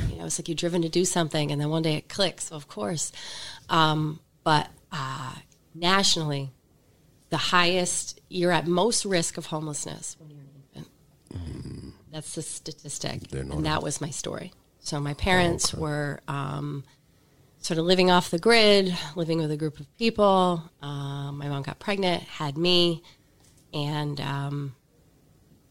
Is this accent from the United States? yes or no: yes; Pennsylvania, United States; moved away as an adult; I'm from Pennsylvania. Left for a while, came back to Pennsylvania